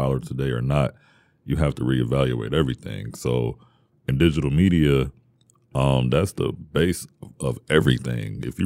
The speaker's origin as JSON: {"language": "English", "town": "Detroit", "region": "Michigan", "country": "United States", "tie": "born or raised there", "also_born_or_lived": "Westland, Michigan", "said": "I was born and raised in the city, primarily Schoolcraft"}